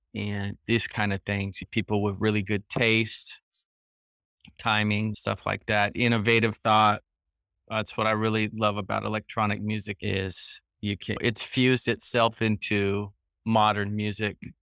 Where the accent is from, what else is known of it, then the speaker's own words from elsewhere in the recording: San Joaquin Valley, Northern California, United States; moved away as an adult; also born or lived in Cambodia / Europe; now in Phan Rang, Vietnam; I'm from Northern California, so I have, I'm from the San Joaquin Valley